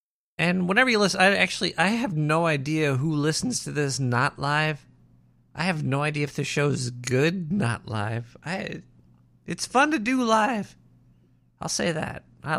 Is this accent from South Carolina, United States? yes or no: no; Brooklyn, New York, United States; Yeah, I was born and raised out in Brooklyn. I'm not an implant. I've been here my entire life. Which throws most people off because I don't have an accent.